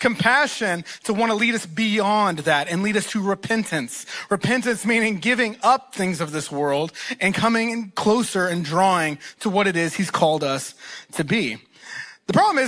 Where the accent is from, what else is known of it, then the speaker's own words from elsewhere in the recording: East Texas, United States; they both went to college in East Texas, and that's where they met, and that's where they got married and had me. So I am from Texas